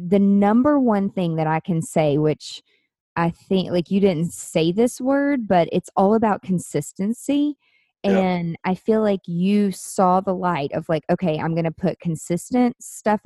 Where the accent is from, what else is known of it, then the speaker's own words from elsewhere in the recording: Nashville, Tennessee, United States; my hometown growing in Nashville